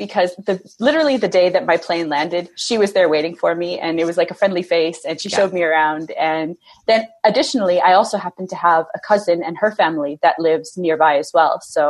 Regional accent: Mission, British Columbia, Canada; moved away as an adult; also born or lived in Burnaby, Canada / Seattle, United States; now in Ireland; I grew up in Mission. It's a pretty small town. If anyone is from BC and has happened to have been through there, it's a stopover on your way out to Hope, really.

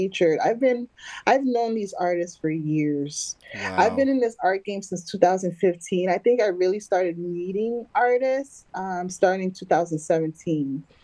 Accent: New York City, New York, United States; I'm from Harlem, so that it's even more special for me, you know, being born and raised in Harlem

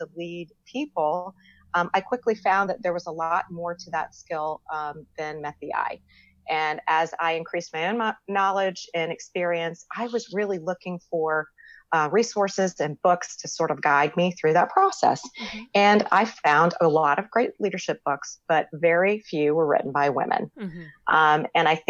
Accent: Florida, United States; accent: Southern; moved away as an adult; now in North Carolina, United States; I live in North Carolina. I'm from Florida, but I've been here for 17 years

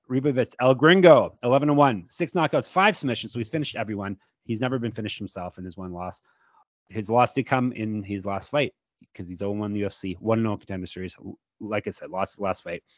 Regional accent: Canada; I am Canadian, as I've been told you can tell by my voice

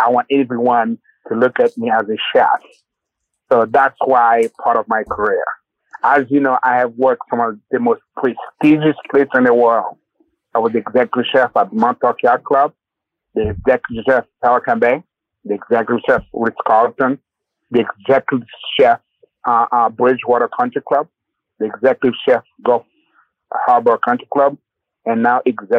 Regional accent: Haiti; Well, my background, I was born raised in Haiti.

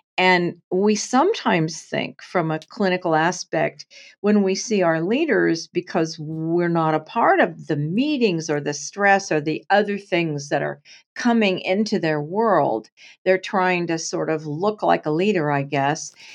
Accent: Portland, Oregon, United States; also born or lived in San Francisco area; I grew up in Portland, Oregon in the day

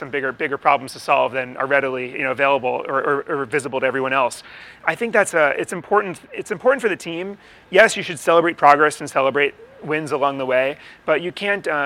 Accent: Newton, Massachusetts, United States; I grew up in Newton, Massachusetts

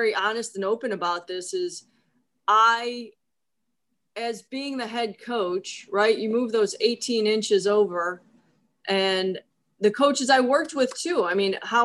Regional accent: Cleveland, Ohio, United States; moved away; I grew up in Cleveland

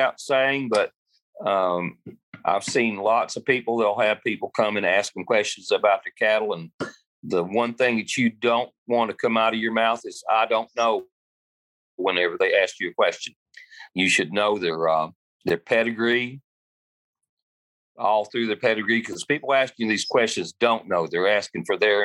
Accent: Middle Tennessee, United States; I'm from Middle Tennessee originally, and now I like to joke I live in everybody else's house because I stay on the road quite a bit.

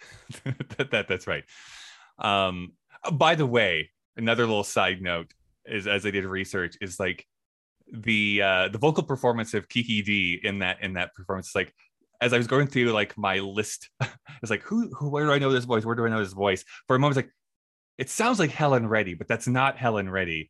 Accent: Canada; I am a Canadian and I like to represent it

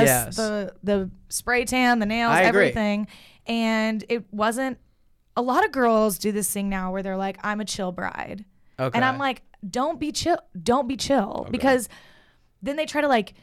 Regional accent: Little Rock, Arkansas, United States; I'm from Little Rock

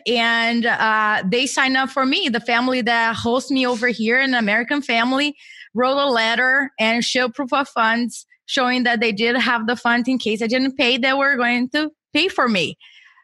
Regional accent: Brazil; moved away as an adult; now in United States; I was born and raised in Brazil, and I came to the U.S. for my master's degree

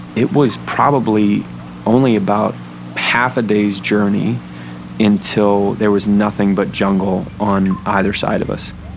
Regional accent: New Hampshire, United States; I was born in New Hampshire

